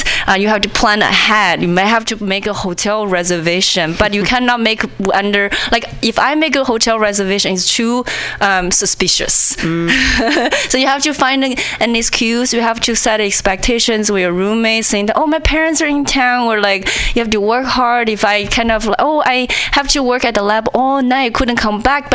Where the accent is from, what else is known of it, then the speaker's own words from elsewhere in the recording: China; English is a second language; moved away as an adult; now in United States; when I was in China